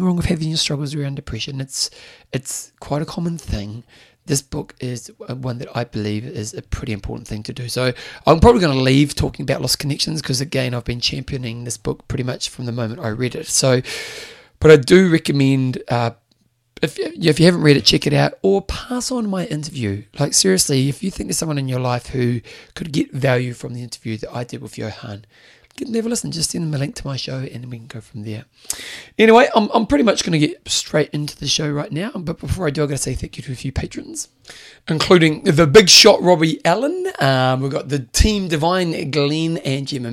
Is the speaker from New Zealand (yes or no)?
yes; New Zealand; they knew I was a Kiwi or a New Zealander